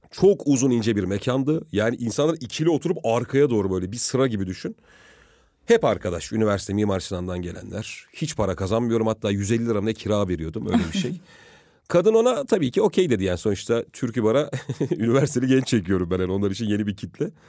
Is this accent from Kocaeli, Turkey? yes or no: no; Kahramanmaraş, Turkey; E, Maraşlıyız biz.